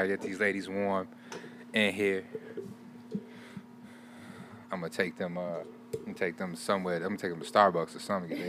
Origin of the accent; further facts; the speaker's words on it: Chicago, Illinois, United States; I am from Chicago.